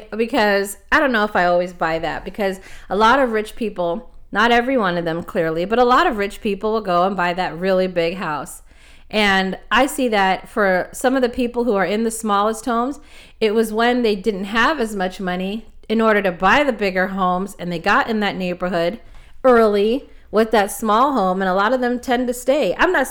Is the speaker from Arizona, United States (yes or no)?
no; Los Angeles, California, United States; I'm originally from Los Angeles, and growing up, I didn't really see or feel that tug